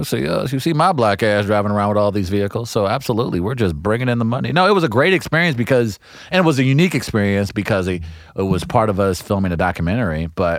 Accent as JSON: {"language": "English", "country": "United States", "said": "I'm an American."}